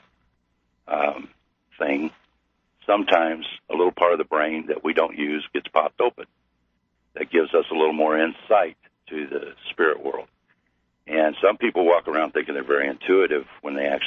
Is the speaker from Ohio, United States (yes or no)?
no; Missouri, United States; I'm from Missouri